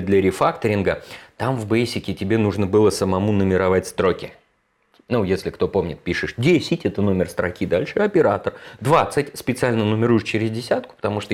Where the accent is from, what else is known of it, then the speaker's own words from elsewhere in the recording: Moscow, Russia; в 81 году, в Москве, меня родили в Москве